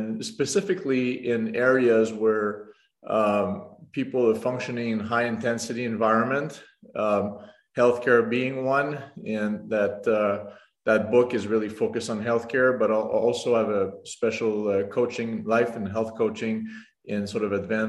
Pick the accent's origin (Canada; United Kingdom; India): Canada; moved away as an adult; also born or lived in Montreal / Nashville; now in Rochester, United States; I'm French Canadian in origin.